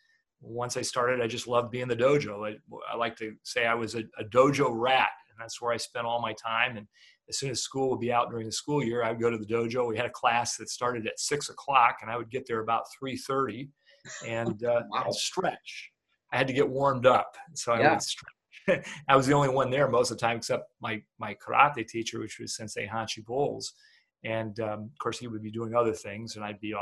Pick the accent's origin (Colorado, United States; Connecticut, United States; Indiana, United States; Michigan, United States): Indiana, United States; Fort Wayne; moved away as an adult; now in Toledo, United States; I moved over to Toledo from Fort Wayne, which Fort Wayne was where I was from